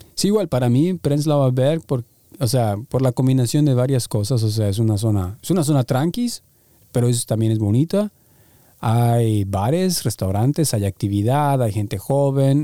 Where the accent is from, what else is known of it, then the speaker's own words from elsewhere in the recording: Mexico; first language Spanish; moved away as an adult; now in Berlin, Germany; somos de México